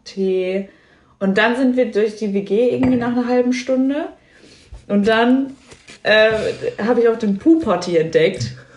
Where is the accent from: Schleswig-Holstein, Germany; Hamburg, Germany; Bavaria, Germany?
Bavaria, Germany; Lower Franconia; moved away as an adult; ich bin auf dem Dorf aufgewachsen